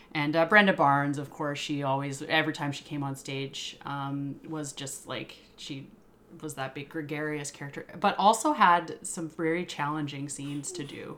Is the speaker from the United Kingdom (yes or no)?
no; Yukon, Canada; now in Victoria, Canada; I was born and raised in the Yukon